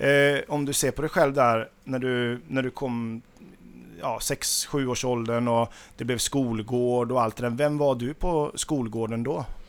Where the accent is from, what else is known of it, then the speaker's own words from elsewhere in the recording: Nittorp, Västra Götaland, Sweden; jag är uppvuxen i Nittorp